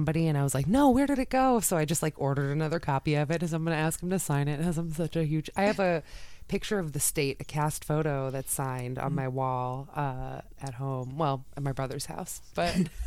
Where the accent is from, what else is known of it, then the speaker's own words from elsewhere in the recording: south of Boston, Massachusetts, United States; moved away as an adult; also born or lived in Chicago; I'm from Massachusetts. I grew up south of Boston, and then I moved to Chicago when I was 21